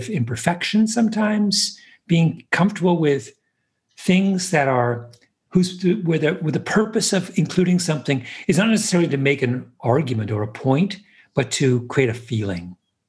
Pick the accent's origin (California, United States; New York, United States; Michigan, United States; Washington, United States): New York, United States; And as a New Yorker, I always feel there's a special bond between …